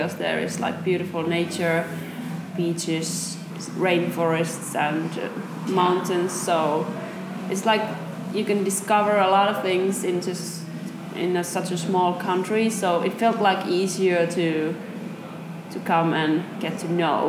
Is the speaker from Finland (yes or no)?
yes; Finland; from Finland